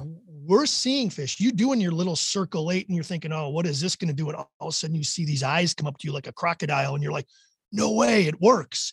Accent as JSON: {"language": "English", "region": "Wisconsin", "country": "United States", "tie": "born or raised there", "said": "I grew up in Wisconsin"}